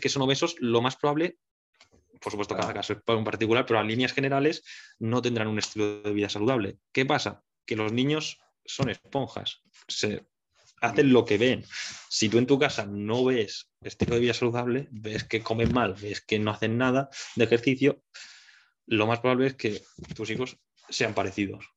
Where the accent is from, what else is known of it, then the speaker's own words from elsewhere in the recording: Mallorca, Balearic Islands, Spain; moved away as an adult; now in Barcelona, Spain; yo soy un chaval de Mallorca que vino a Barcelona hace eh, siete años ya